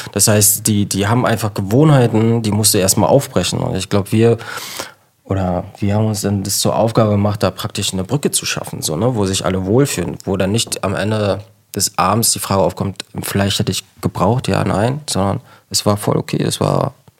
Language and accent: German; Berlin, Germany; ich komme ähm, aus Ostberlin